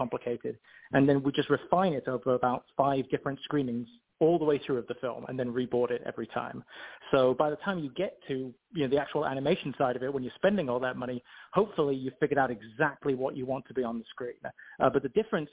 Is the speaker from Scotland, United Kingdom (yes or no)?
no; Oxford, South East England, United Kingdom; I come from Oxford in England. I grew up on the street where J.R.R. Tolkien is buried.